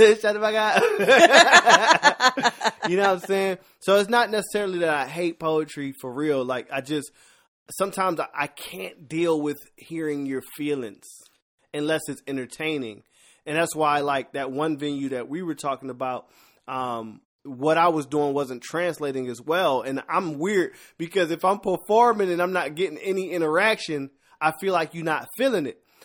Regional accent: Philadelphia, Pennsylvania, United States; I'm a rapper by heart 'cause I'm from Philadelphia and born in the eighties

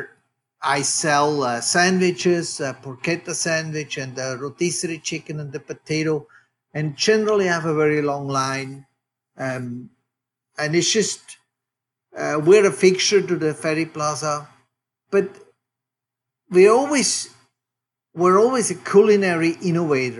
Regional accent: Switzerland; now in Oakland, United States; As you can hear from my accent, I am from Switzerland. I'm a third generation butcher. I grew up, just to give listeners a little bit of a perspective where I actually grew up in Switzerland

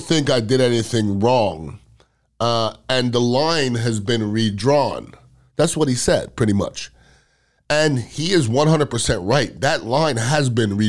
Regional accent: United States; as American

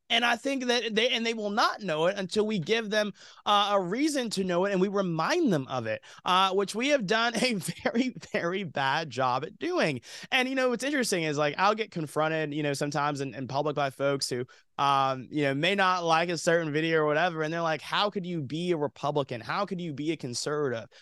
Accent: Georgia, United States; moved away as an adult; also born or lived in Alabama; now in Los Angeles, United States; I grew up in the South. I grew up in Georgia, moved to Alabama for college

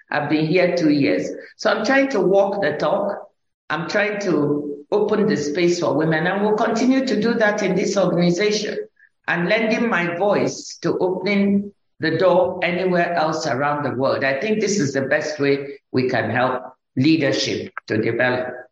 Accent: Nigeria; when I was growing up in Nigeria, I grew up in first in the village with my grandmother

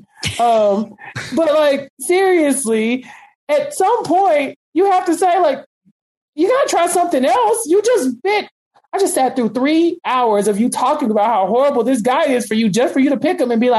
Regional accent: Texas, United States; I'm from Texas. Like every third person here speaks Spanish

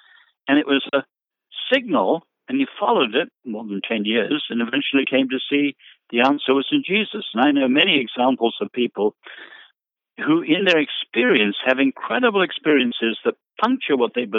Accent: China; I grew up in China, where the Christians, of course, went through the most brutal, vicious, systematic persecution.

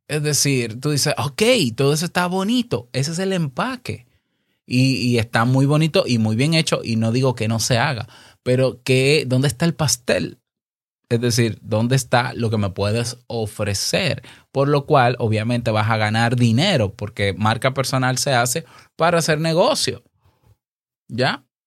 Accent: Dominican Republic; aquí en mi país, República Dominicana

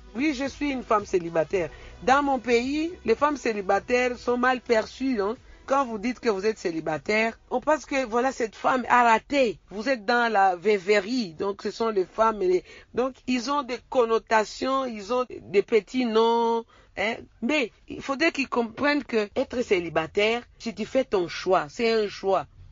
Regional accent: DR Congo; je suis congolaise

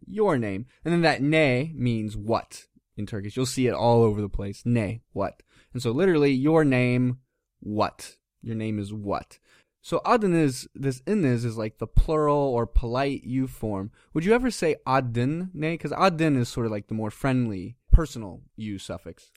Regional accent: United States; now in Turkey; us Americans

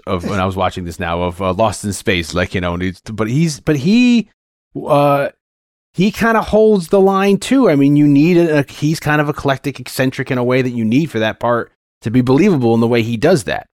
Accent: Connecticut, United States; growing up in Connecticut

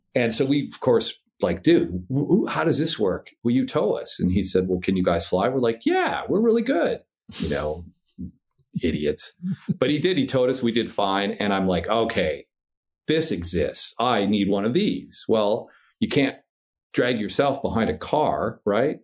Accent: Midwest, United States; I'm from the Midwest

